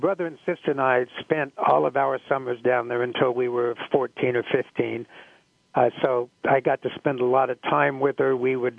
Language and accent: English; Oklahoma, United States; being an American Indian and growing up in Oklahoma